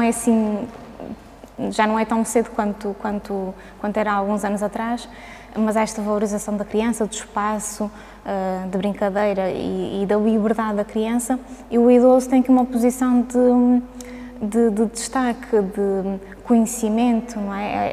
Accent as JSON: {"language": "Portuguese", "region": "Azores", "country": "Portugal", "tie": "born or raised there", "also_born_or_lived": "Braga", "moved": "as an adult", "said": "eu, eu cresci, eh, nasci e cresci nos Açores"}